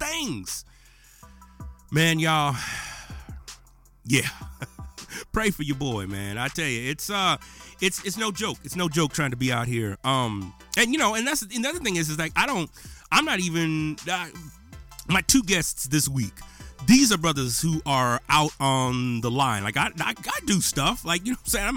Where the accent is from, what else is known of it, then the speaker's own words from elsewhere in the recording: Menard, Texas, United States; this is what I grew up with in Menard, Texas